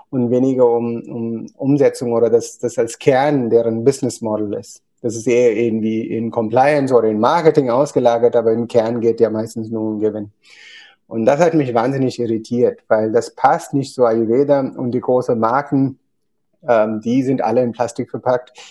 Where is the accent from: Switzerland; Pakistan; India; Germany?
India; Kerala; German is a second language; aber ich bin in Kerala geboren, aufgewachsen in einem Bauernhof